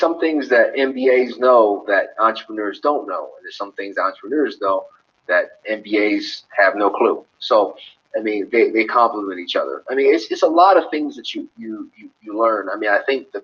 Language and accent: English; United States; I'm from the Estados Unidos. I'm from America.